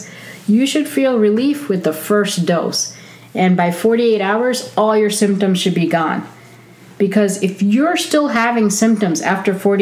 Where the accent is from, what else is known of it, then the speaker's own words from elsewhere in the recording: India; I am Indian